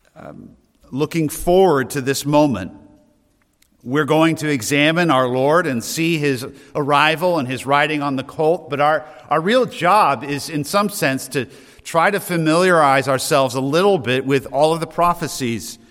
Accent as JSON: {"language": "English", "town": "Loudon", "region": "New Hampshire", "country": "United States", "tie": "born or raised there", "said": "I'm from Loudon"}